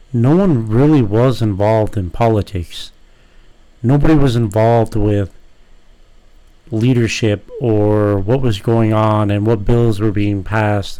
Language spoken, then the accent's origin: English; San Diego, California, United States; as someone that was born and raised in California